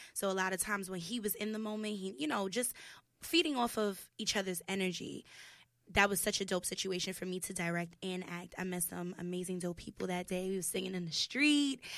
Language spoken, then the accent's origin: English; New York City, New York, United States; also born or lived in Soundview, Bronx; I grew up in Kip's Bay